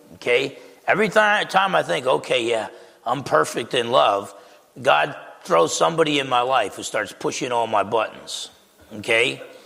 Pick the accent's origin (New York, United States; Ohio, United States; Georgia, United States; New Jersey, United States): New Jersey, United States; Essex County; I grew up in Essex County, New Jersey, with the Italians